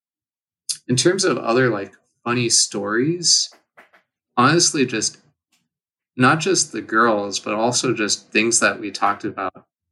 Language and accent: English; California, United States; moved away; I'm from California